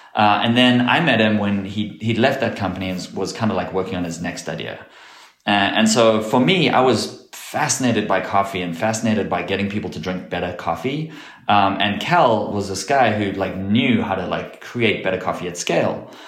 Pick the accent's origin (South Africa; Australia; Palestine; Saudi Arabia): South Africa; moved away; grew up in South Africa, and growing up in South Africa